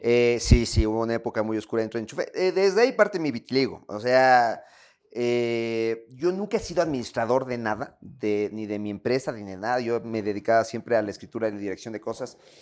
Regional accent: Ecuador; me siento bien en mi país, me siento bien escuchando mi música, me siento bien comiendo mi comida, me siento bien no siendo de afuera, estando aquí

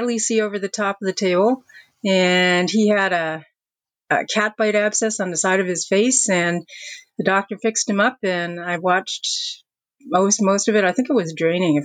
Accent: Windsor, Ontario, Canada; moved away as an adult; now in Dartmouth, Canada; I grew up in Windsor, Ontario.

